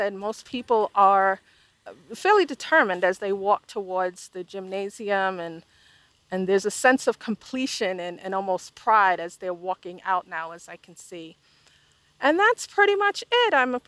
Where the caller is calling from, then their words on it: Charlotte, North Carolina, United States; I am recording from Charlotte, North Carolina in Mecklenburg County.